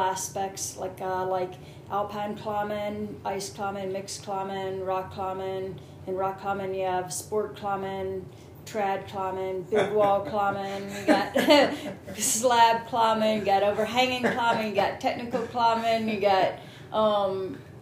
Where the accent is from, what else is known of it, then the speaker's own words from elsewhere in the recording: Southeast, United States; I'm from the Southeast. I think it's called the Bible Belt.